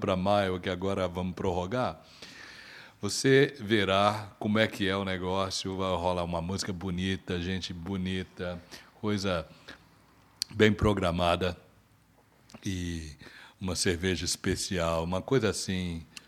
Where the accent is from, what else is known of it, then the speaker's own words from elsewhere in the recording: Brazil; now in Toronto, Canada; Nós somos brasileiros radicados aqui